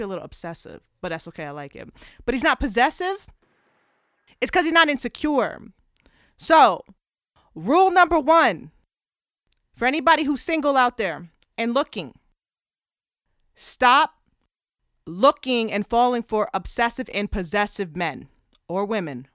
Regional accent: Plainsboro, New Jersey, United States; also born or lived in Perth Amboy, New Jersey / Philadelphia / Clifton, New Jersey / Georgia; I'm born and raised in New Jersey. I was born in Perth Amboy, raised in Plainsboro.

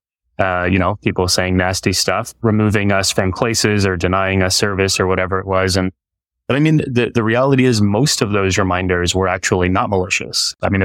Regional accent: Texas, United States; because of my experience growing up in Texas and being one of the only kids with a turban and a beard

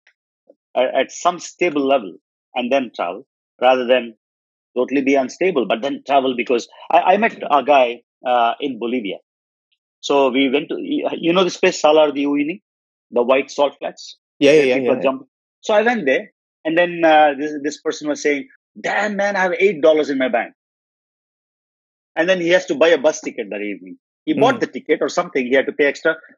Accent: India; I'm Indian.

